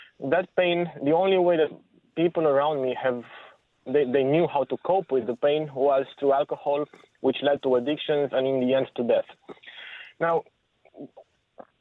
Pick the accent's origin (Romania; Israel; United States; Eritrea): Romania; moved away; I grew up in Romania during the last years of communism